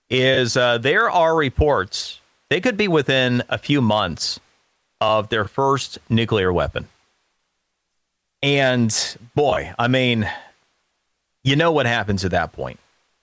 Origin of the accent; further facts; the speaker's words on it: Florida, United States; one of the things to take a look at, my home state of Florida, You don't hear about this kind of nonsense ever in Miami, do you?